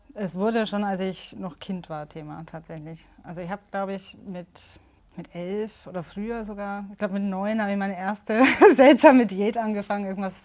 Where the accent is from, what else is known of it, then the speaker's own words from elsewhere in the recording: Southern Germany, Germany; Ich komme aus Süddeutschland